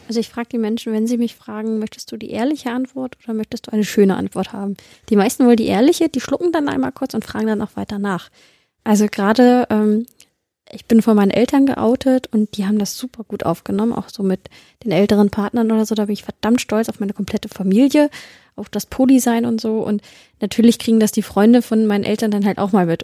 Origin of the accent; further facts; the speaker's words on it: Celle, Lower Saxony, Germany; ich komme ja aus Celle, der schönen Beamtenstadt